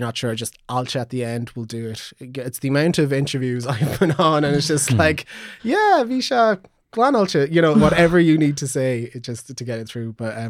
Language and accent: English; Magheraroarty, County Donegal, Ireland; I really should have known that considering I come from Maharorti.